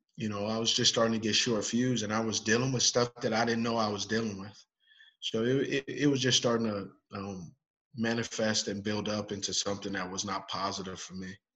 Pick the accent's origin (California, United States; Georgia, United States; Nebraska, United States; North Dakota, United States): California, United States; Los Angeles; now in Charlotte, United States; I grew up in Los Angeles